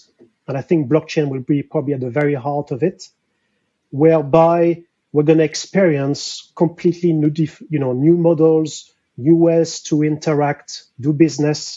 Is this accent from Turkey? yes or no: no; France; accent: French; English is a second language; moved away as an adult; now in London, United Kingdom; So I'm French, difficult to hide my accent